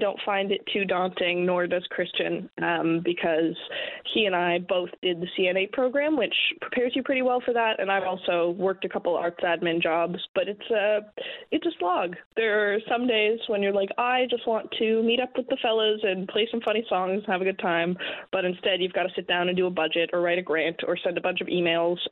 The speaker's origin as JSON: {"language": "English", "town": "St. John's", "region": "Newfoundland and Labrador", "country": "Canada", "tie": "born or raised there", "said": "I'm from here. I grew up right downtown"}